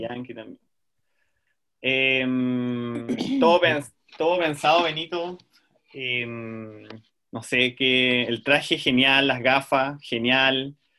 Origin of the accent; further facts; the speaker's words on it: Puerto Montt, Los Lagos, Chile; soy de Puerto Montt